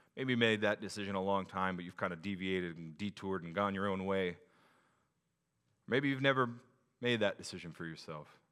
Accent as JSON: {"language": "English", "region": "Pacific Northwest", "country": "United States", "said": "as a Pacific Northwest person"}